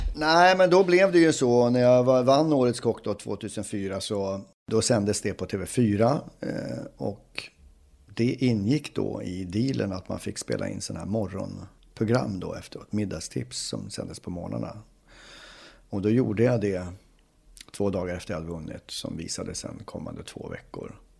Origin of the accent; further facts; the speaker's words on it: Uppsala, Uppsala County, Sweden; moved away as an adult; now in Stockholm, Sweden; är född och uppvuxen i Uppsala